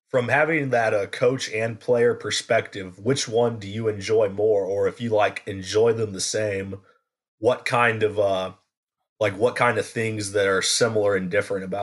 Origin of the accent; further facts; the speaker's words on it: Kansas City, United States; I am from around the Kansas City area